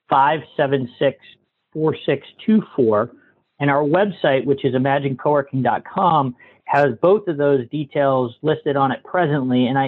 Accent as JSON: {"language": "English", "region": "Massachusetts", "country": "United States", "moved": "yes"}